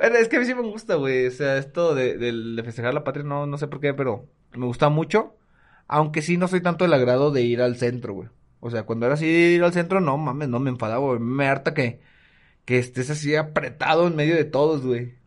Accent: Mexico; nos llene de emociones a los mexicanos

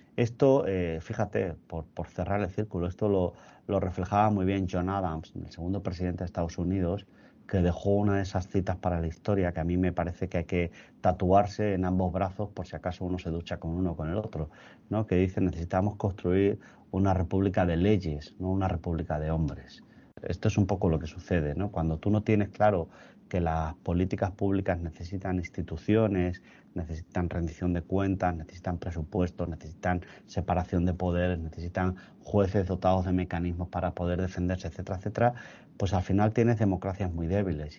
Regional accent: Spain; como europeos, como españoles

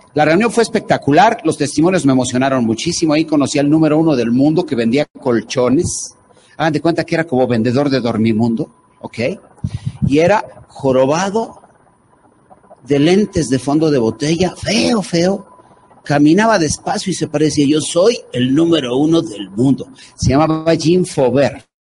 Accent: Mexico City, Mexico; yo soy de, de, la Ciudad de México, soy chilango.

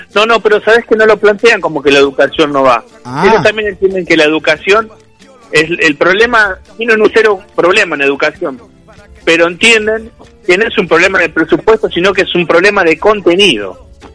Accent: Argentina; siento como argentino, como trabajador

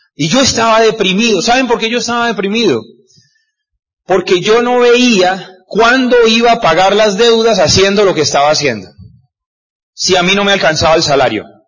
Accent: Cúcuta, Norte de Santander, Colombia; yo soy de Cúcuta, de norte de Santander

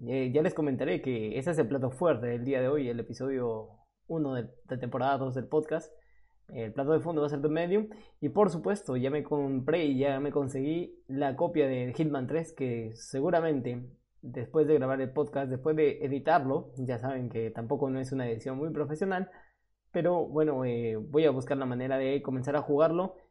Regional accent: Peru; moved away as an adult; now in Spain; ya no me encuentro en Perú, en mi país de origen, ahora estoy en España

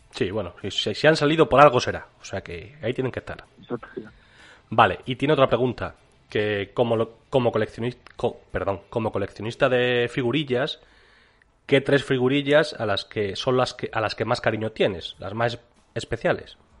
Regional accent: Extremadura, Spain; somos de Extremadura

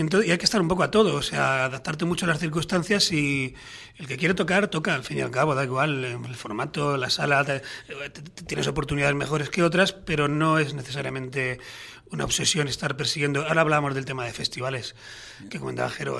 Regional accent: Majorca, Balearic Islands, Spain; somos un grupo mallorquín

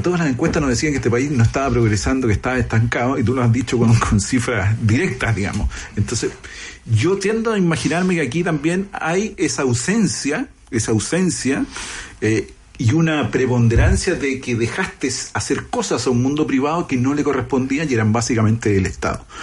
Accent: Chile; tenemos en Chile

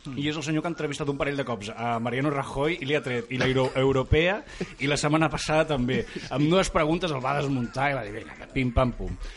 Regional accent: Catalonia, Spain; sóc català

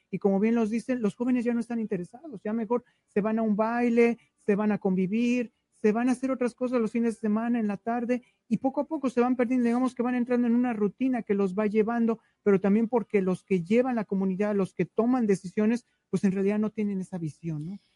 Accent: Mexico City, Mexico; now in Dallas, United States; Yo vengo originalmente de la Ciudad de México

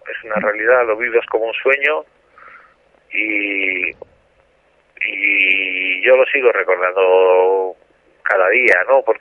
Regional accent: Zaragoza, Aragon, Spain; moved away as an adult; Yo me siento aragonés por los cuatro costados y, y Zaragoza es mi tierra. ¿no?

